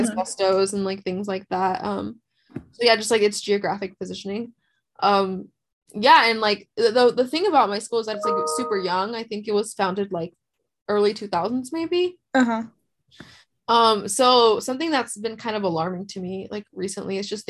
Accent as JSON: {"language": "English", "town": "Los Angeles", "region": "California", "country": "United States", "tie": "born or raised there", "also_born_or_lived": "Carson", "said": "I was born in Harbor"}